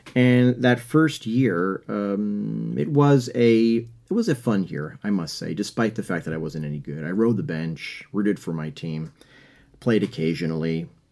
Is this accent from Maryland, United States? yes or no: no; New York, United States; I'm from New York